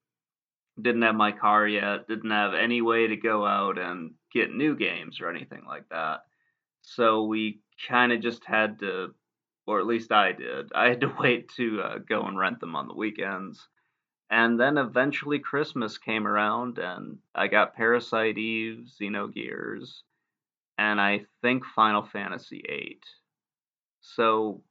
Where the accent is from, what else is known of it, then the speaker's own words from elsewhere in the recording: Michigan, United States; moved away as an adult; now in Virginia, United States; I grew up in Michigan